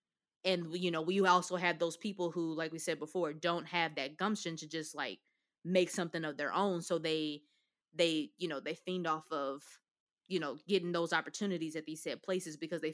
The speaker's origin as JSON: {"language": "English", "town": "Louisville", "region": "Kentucky", "country": "United States", "lives_now": "Atlanta, United States", "said": "Louisville, Kentucky."}